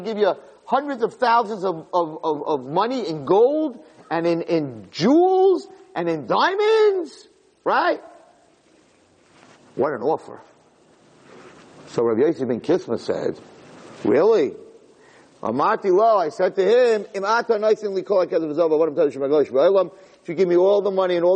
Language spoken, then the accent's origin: English; Flatbush, New York, United States; I'm from Flatbush.